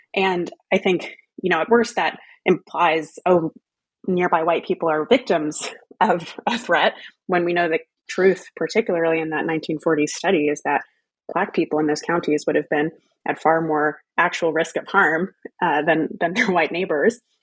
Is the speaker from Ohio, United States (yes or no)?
no; Texas, United States; moved away as an adult; also born or lived in New England / United Kingdom; family roots in Louisiana, growing up in Texas, going to college in New England, and going to the UK for grad school